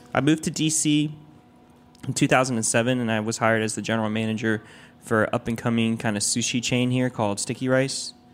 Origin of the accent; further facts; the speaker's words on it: Taiwan; now in Washington, D.C., United States; I'm from Taiwan, um, so I went back to Taiwan